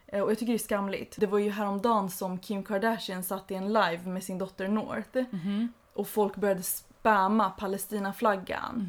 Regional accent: Sweden; som barn till invandrare mm. har man oftast konflikter eller krig eller mm. förtryck i bagaget. -hmm. Liksom, det är som ett arv man mm. bär mm. och är medveten om och det liksom finns alltid med en även om man har vuxit upp i Sverige

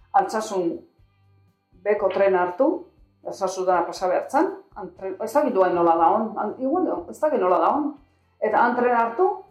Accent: Zumarraga, Basque Country, Spain; San Gregorio frenten, hor jaio, jaio ginen hor bai

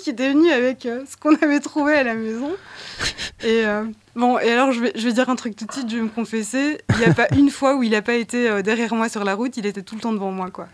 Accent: Brussels, Brussels-Capital Region, Belgium; je suis née à Bruxelles

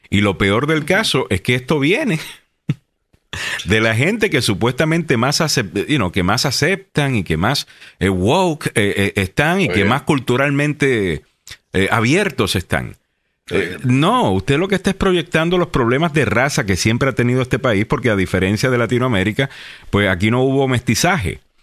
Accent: Puerto Rico; now in United States

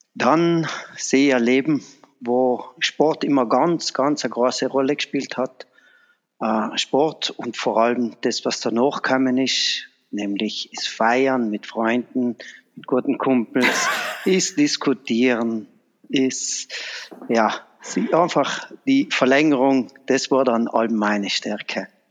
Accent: Vahrn, Trentino-Alto Adige, Italy; in meiner Heimatgemeinde in, äh, Fahren. Das ist bei Brixen

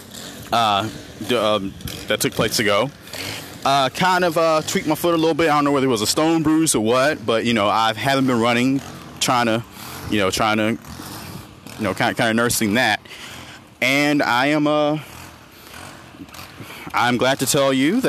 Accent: Montgomery, Alabama, United States; here in my hometown of Montgomery, Alabama

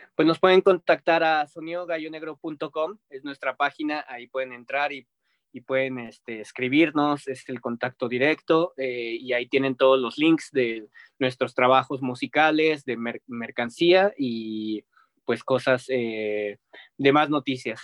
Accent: Mexico

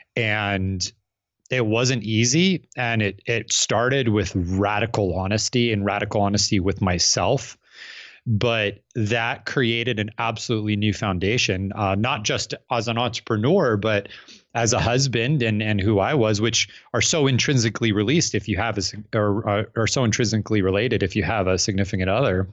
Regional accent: Phoenix, Arizona, United States; I'm from Phoenix, Arizona

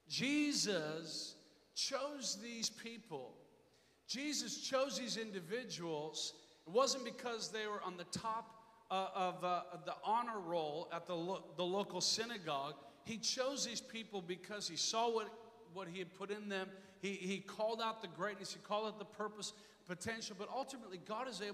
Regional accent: Inver Grove Heights, Minnesota, United States; I grew up in Minnesota area in kind of a suburban, kind of rural part. It's called Invergrove Heights

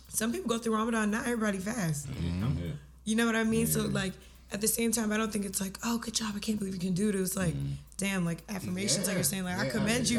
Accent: Sudan; I am from Sudan.

